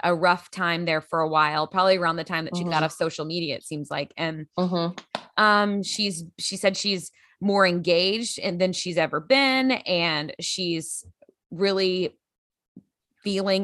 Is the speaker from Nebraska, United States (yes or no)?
no; Grand Prairie, Texas, United States; moved away; also born or lived in Los Angeles; From my hometown, Grand Prairie, Texas